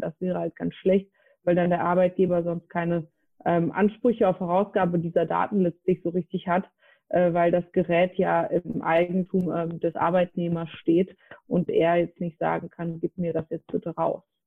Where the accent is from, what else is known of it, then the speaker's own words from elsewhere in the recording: North Rhine-Westphalia, Germany; also born or lived in Frankfurt; bin wieder in mein Heimatbundesland NRW gezogen